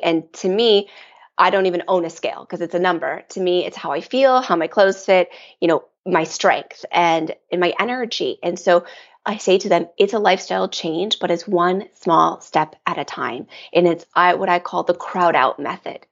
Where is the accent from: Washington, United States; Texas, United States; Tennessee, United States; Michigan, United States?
Michigan, United States; I grew up here in Michigan in the Midwest and a very traditional Midwest upbringing